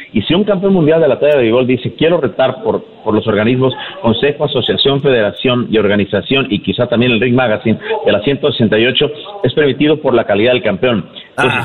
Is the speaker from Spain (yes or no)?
no; Mexico; also born or lived in Tijuana, Baja California; parte de lo que sentimos como mexicanos